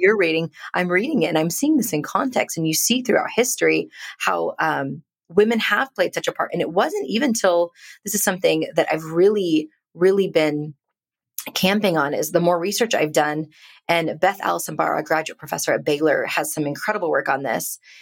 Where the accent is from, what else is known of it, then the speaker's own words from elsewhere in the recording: India; now in United States; I'm a immigrant Indian woman living in America